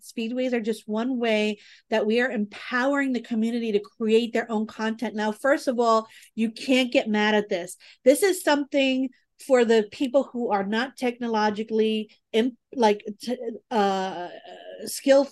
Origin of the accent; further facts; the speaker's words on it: New York City, New York, United States; I'm from the Bronx